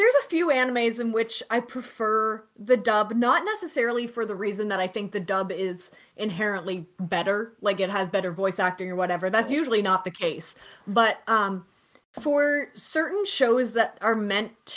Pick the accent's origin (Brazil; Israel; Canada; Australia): Canada; I'm Canadian